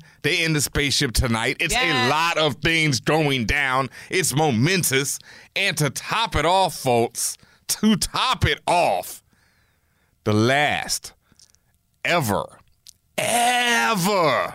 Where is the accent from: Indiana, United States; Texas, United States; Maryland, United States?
Texas, United States; Houston; moved away; I am from Houston.